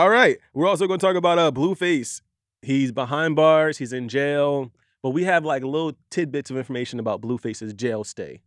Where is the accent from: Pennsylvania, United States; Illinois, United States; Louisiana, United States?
Pennsylvania, United States; Philadelphia; I'm from Philadelphia